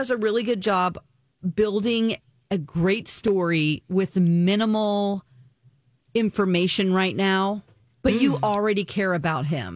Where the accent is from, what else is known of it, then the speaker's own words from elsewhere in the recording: Springfield, Missouri, United States; one of them is in my hometown